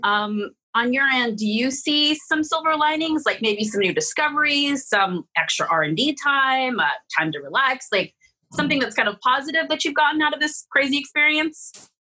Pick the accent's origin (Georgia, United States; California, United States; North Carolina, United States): California, United States; San Francisco; now in Las Vegas, United States; I'm from San Francisco